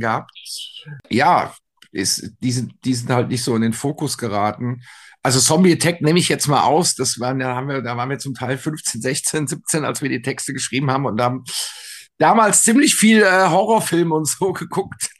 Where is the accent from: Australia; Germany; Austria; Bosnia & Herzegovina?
Germany; Frankfurt, Hesse; wir sagen ja hier in Frankfurt, Unkraut vergeht nicht